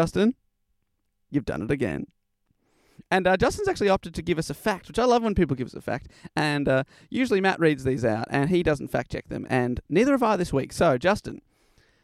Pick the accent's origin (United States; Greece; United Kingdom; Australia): Australia; as an Australian